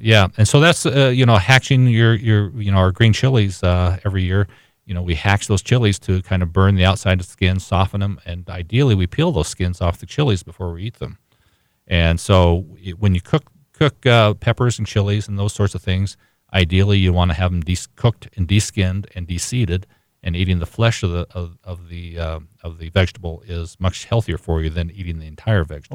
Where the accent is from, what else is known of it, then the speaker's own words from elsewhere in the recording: Washington, United States; I, I grew up in Washington State as well